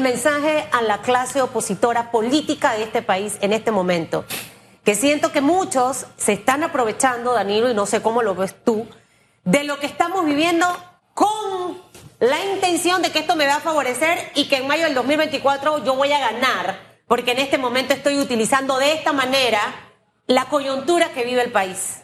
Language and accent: Spanish; Panama; soy panameña. Y, lo que quiero ver es a mi Panamá bien